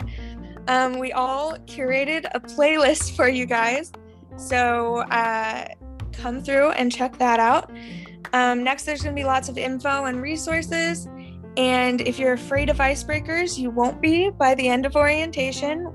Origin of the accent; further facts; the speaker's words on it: Palos Verdes, California, United States; also born or lived in Santa Barbara, California; my hometown is Palos Verdes, California